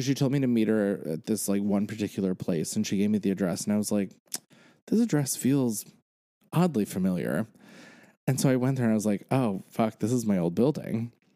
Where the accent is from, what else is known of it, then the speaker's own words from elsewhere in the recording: Pennsylvania, United States; moved away as an adult; now in New York, United States; I now have lived in New York as long as I grew up in Pennsylvania.